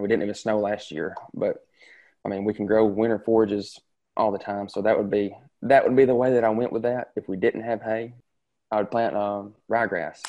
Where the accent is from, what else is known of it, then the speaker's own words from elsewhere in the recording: Tishomingo County, Mississippi, United States; I'm from Tishomingo County.